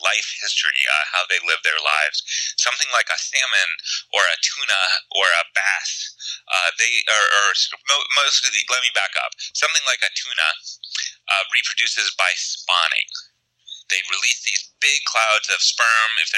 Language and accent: English; Pittsburgh, Pennsylvania, United States; I grew up in Pittsburgh, pretty far from the ocean